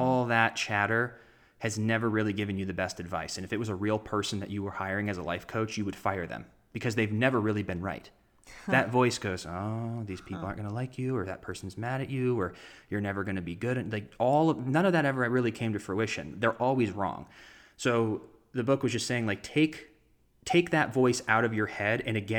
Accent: Arizona, United States; born there; also born or lived in Los Angeles, United States; now in Florida, United States; Well, I was born in Arizona and I moved to Florida and I was in theater and I got good grades in school and I moved out

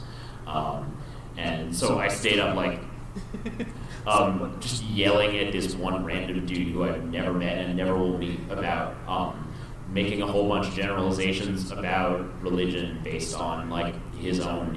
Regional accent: New York City, New York, United States; Growing up in New York City, I didn't realize that because there's so many Catholics

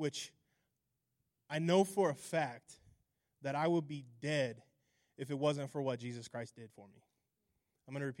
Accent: Alliance, Nebraska, United States; also born or lived in Hemingford, Nebraska; So I was born in Alliance, Nebraska. I was raised in Alliance, graduated, eventually moved to Hemingford, graduated from Hemingford High School. Grew up in Alliance.

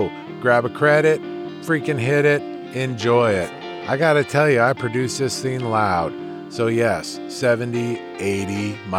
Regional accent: Lafayette, Louisiana, United States; My map brought me from my hometown of Lafayette, Louisiana

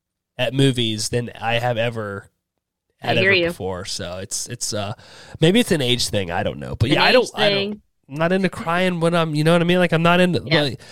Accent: United States; I'm stupid American. I can't help it.

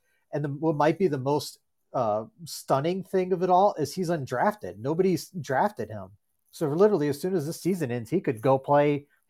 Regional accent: Virginia, United States; now in Minneapolis, United States; I live in the Twin Cities in the suburbs of Minneapolis. I am originally from Virginia.

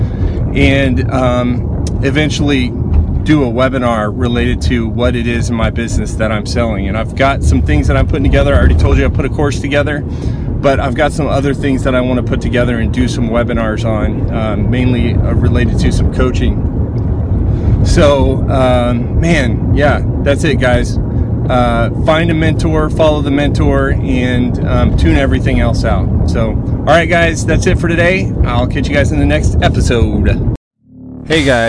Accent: Indianapolis, Indiana, United States; I'm from Indianapolis, Indiana.

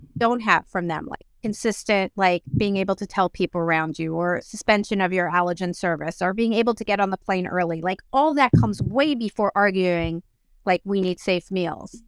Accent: South Africa; moved away; I was born in South Africa and I wanted to take my family back there

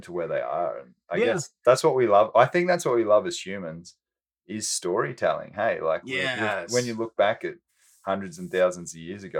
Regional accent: Australia; moved away; I was born in Australia and grew up with the most amazing parents

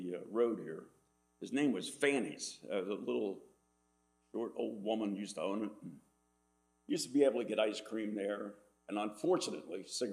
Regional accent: Dunker Church Road, Amwell, New Jersey, United States; I was born here on Dunker Church Road, and my father owned a dairy farm

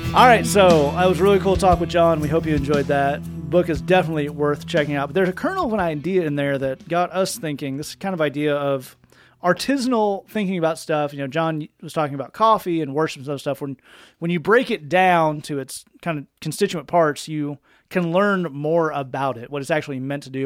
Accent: Tennessee, United States; I'm from Tennessee.

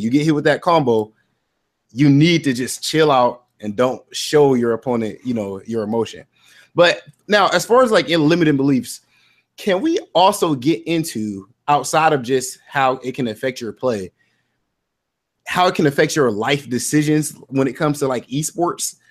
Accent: Ohio, United States; I'm from Ohio

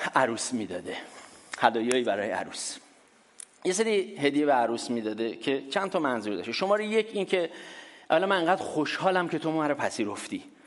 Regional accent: Iran; ماها که در دورهای قدیمتر ایران بزرگ شدیم

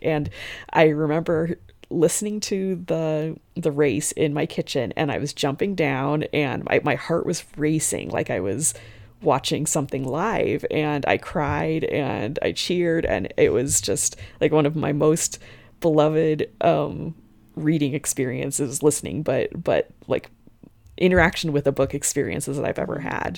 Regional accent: the West, United States; I'm from the West

